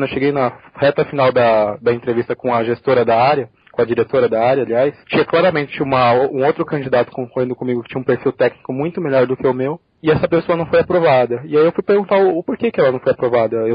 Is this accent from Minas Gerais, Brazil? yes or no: no; São Paulo, Brazil; Eu sou de São Paulo, mas para fazer a faculdade eu tive que sair de casa. Então fui morar no interior, fiquei 5 anos no interior.